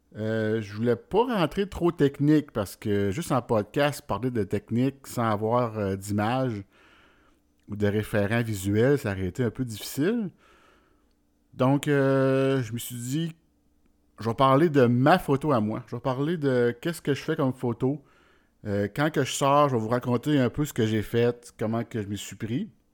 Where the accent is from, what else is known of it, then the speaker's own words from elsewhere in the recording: Warwick, Quebec, Canada; je viens du centre du Québec, de Warwick précisément tout près de Victoriaville puis de Drummondville.